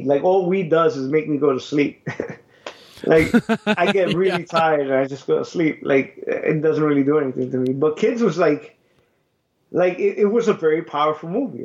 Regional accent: New York City, New York, United States; growing up in Brooklyn, Bushwick

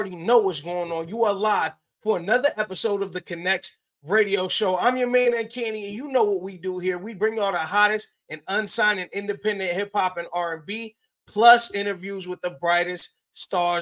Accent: Philadelphia, Pennsylvania, United States; now in Springfield, United States; I'm from Philly originally

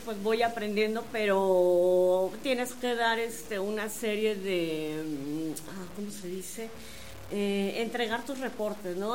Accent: Querétaro, Mexico; Somos dos queretanos

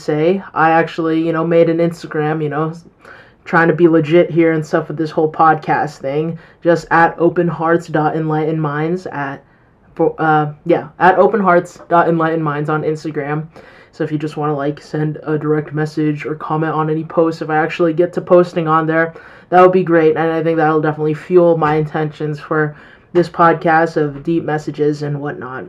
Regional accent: Colorado, United States; I'm 18 years old and I'm from Colorado.

